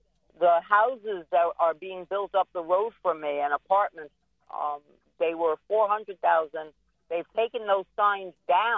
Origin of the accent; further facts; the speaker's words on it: New York, United States; now in Florida, United States; No. I came from New York originally. But it's been over 20 years. But now my family is here.